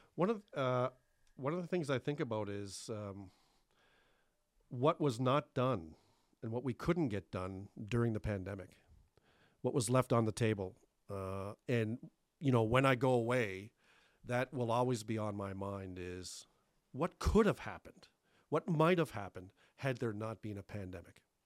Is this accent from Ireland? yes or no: no; Thunder Bay, Ontario, Canada; also born or lived in Cape Breton, Nova Scotia; We came here when I was a young teenager in 1981 from Cape Breton. And uh, I, I grew up in Thunder Bay